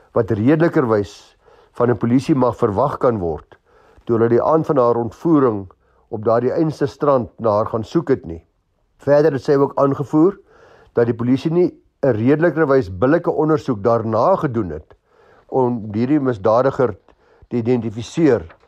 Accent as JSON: {"language": "Afrikaans", "country": "South Africa", "said": "ons as Suid-Afrikaners"}